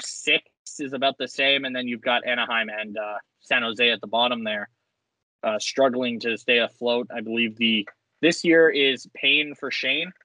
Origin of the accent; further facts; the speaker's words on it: Edmonton, Alberta, Canada; we are from Edmonton, Alberta